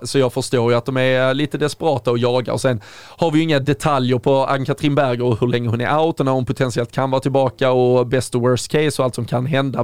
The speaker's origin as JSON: {"language": "Swedish", "country": "Sweden", "said": "som svenskar"}